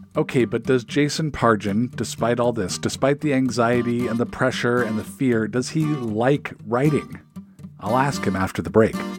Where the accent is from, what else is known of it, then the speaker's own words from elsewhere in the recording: Seattle, Washington, United States; I grew up in the Seattle area